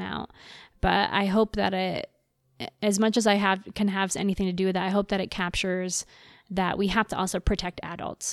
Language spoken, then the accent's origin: English; Texas, United States; moved away; I'm from the States, I'm from Texas